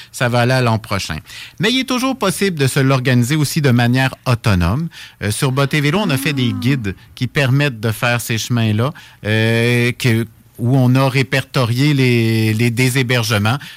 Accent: Laurentides, Quebec, Canada; je suis originaire de la région des Laurentides

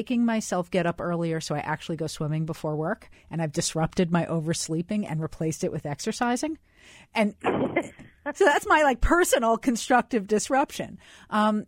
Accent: New York, United States; I grew up in New York

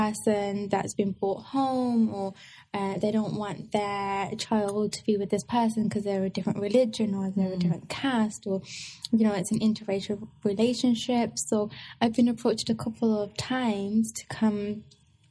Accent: England, United Kingdom; I was born in England

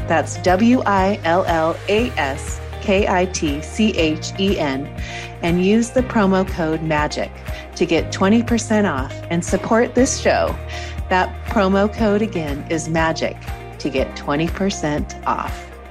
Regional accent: Washington, United States; moved away; where I grew up in Washington state

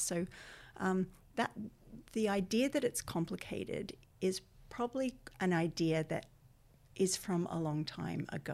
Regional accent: Australia; accent: Australian; moved away as an adult; now in Ireland; my accent is Australian, but I've lived here twenty-one years

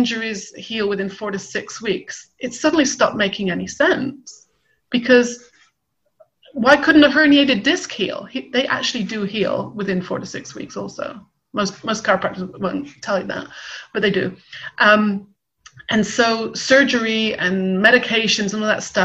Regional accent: West Country, South West England, United Kingdom; I grew up in the West Country

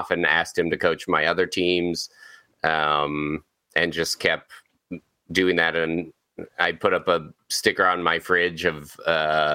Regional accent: Colorado, United States; moved away as an adult; now in Los Angeles, United States; I'm from Colorado, but I've been in Los Angeles for 11 years

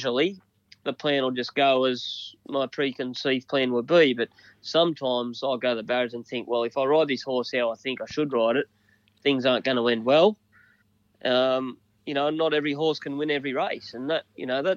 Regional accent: Dunedoo, New South Wales, Australia; I grew up in Dunny Doo on a farm.

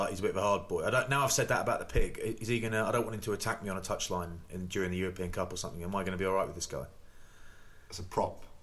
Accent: England, United Kingdom; Because I'm English, mate.

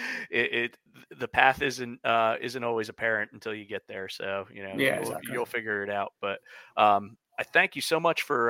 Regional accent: United States; I am an American

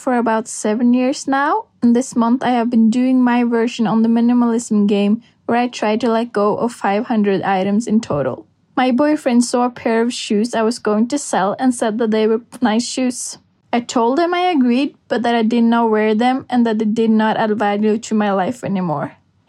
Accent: Norway; I'm from Norway.

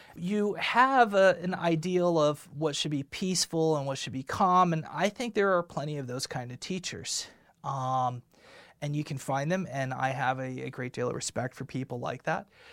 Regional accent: United States; I am American. I am not from a foreign country

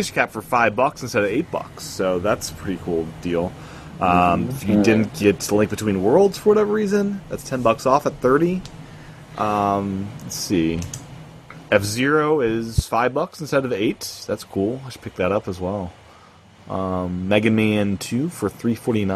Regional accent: Indiana, United States; moved away; I grew up in Indiana

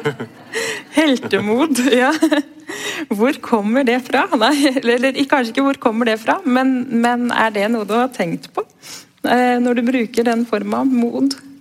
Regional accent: Oslo, Norway; er egentlig en ganske sånn klassisk Oslo-boer, egentlig, som har bodd omtrent rundt hele byen

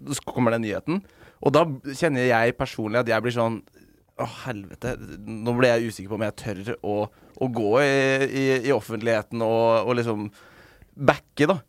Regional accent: Skien, Telemark, Norway; Altså, jeg kommer fra Skien

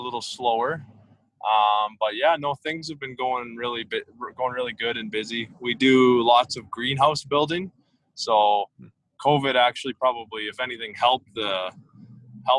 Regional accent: Redcliffe, Alberta, Canada; also born or lived in Medicine Hat, Alberta; I was born in Medicine Hat, and I grew up in Redcliffe.

